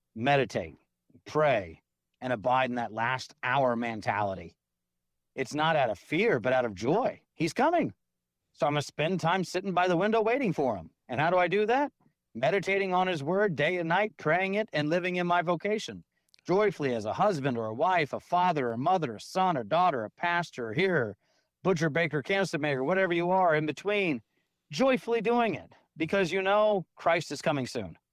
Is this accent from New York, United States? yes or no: no; Georgia, United States; now in Tomball, TX, United States; when I grew up in Georgia